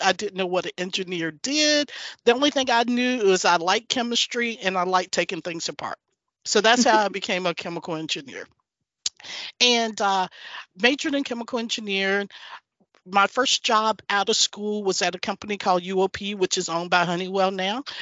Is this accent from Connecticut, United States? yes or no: no; North Carolina, United States; moved away as an adult; also born or lived in Chicago; now in Houston, United States; I grew up in North Carolina. My parents were tobacco farmers.